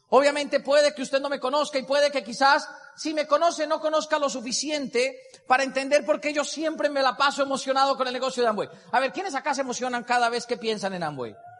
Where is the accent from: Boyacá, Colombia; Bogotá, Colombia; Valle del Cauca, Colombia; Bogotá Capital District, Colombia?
Boyacá, Colombia; moved away; also born or lived in Bogotá; Soy boyacense de pura raza. Soy de esos boyacenses de cepa, cepa, cepa, de esos que en algún momento se les coloreteó acá. Y crecí con toda la crianza boyacense